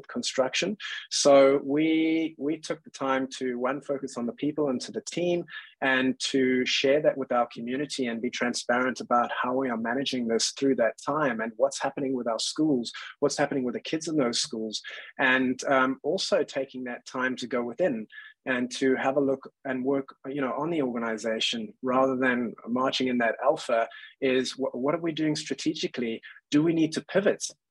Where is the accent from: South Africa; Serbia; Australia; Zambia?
South Africa; Cape Town, Western Cape; moved away as an adult; also born or lived in London, United Kingdom; I came from Cape Town in South Africa and I was born and raised there